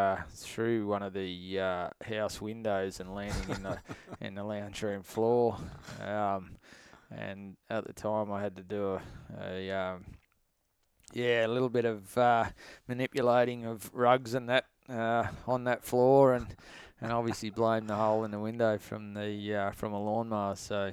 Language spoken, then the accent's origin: English; Queensland, Australia; Well, I guess I was originally from Queensland and always had a passion for hunting, like a lot of guys.